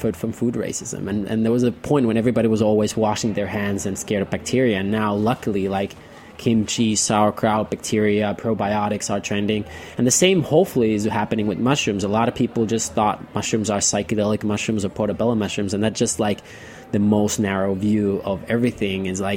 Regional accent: Nokia, Pirkanmaa, Finland; moved away as an adult; now in New York, United States; I grew up in Finland, in the town of Nokia, you know, like the phone

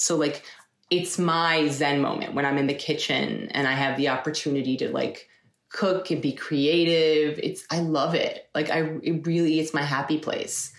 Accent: Eastchester, New York, United States; I grew up in, in New York, in Westchester, New York. Um, lived there my whole entire life from when I was five until uh, I left to go to school.

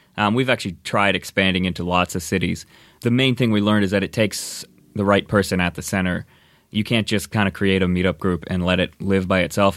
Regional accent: Indiana, United States; moved away as an adult; now in Los Angeles, United States; I grew up in Indiana, uh, came out to L A to go to U S C

